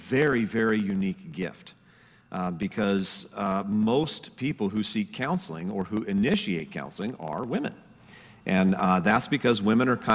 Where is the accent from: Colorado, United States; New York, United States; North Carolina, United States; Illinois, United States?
Colorado, United States; moved away as an adult; also born or lived in Denver, Colorado; I was originally born and raised in Colorado. I moved out here